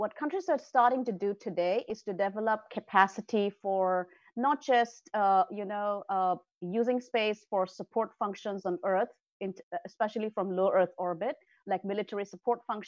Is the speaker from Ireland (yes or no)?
no; Northeast India, India; moved away; also born or lived in Delhi, India; I grew up in Northeast India.